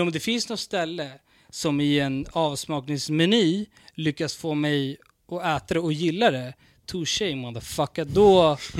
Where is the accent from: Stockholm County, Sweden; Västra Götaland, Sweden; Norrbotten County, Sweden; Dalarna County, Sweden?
Stockholm County, Sweden; Stockholm; jag är från Vårberg